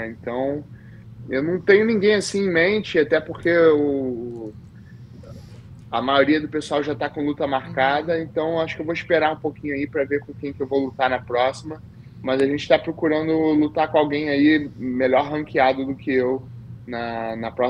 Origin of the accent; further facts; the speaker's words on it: Rio de Janeiro, Brazil; now in United States; de preferência na Barra da Tijuca, que foi onde eu fui. Tá, onde eu nasci fui criado.